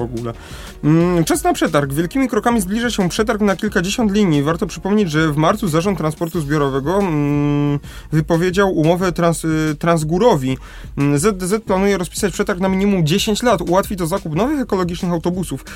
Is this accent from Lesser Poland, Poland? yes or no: yes; Lesser Poland, Poland; u nas w Małopolsce